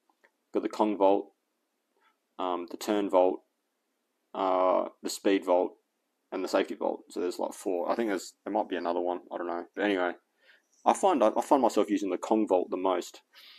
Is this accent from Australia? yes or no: yes; Australia; And so now I'm consciously trying not to sound American, because I'm not, I'm Australian.